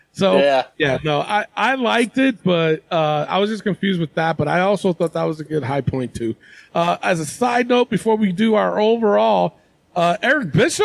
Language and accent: English; New York City, New York, United States; I'm a New Yorker.